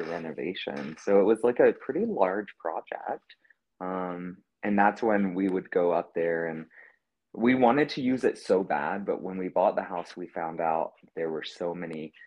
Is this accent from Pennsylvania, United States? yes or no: no; South Carolina, United States; moved away; I'm from the South. I'm from South Carolina